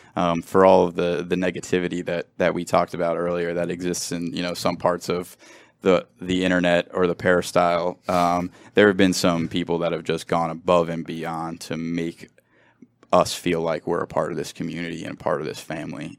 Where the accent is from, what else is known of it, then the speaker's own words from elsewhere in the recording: Cincinnati, Ohio, United States; moved away as an adult; now in Los Angeles, United States; I grew up in Cincinnati